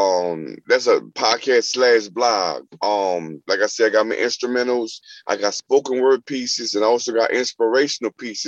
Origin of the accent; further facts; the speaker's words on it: New Orleans, Louisiana, United States; I'm from New Orleans, and it, you know, we got jazz, we got bounce music